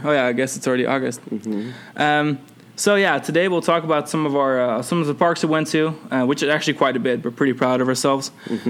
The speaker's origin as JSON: {"language": "English", "country": "Netherlands", "said": "I'm from the Netherlands, yeah."}